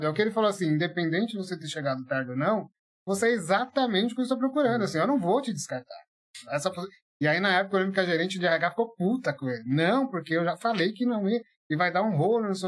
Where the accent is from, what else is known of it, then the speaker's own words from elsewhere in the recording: São Paulo, Brazil; also born or lived in Atibaia; eu vim de São, morava em São Paulo, é, na Sapopemba, Zona Leste, assim, né? Menino de periferia.